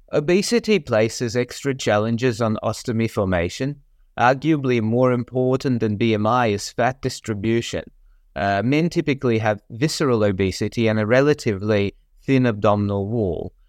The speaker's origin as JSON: {"language": "English", "country": "Australia", "tie": "born or raised there", "also_born_or_lived": "Melbourne, Australia / United States", "moved": "as an adult", "said": "I grew up in Australia and completed my surgical residency in Melbourne"}